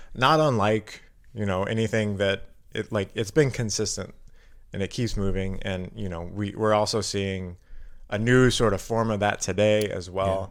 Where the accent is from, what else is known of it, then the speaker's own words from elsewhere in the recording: Carbondale, Illinois, United States; now in Milwaukee, United States; I'm from Southern Illinois. Um, so I was born in Carbondale, Illinois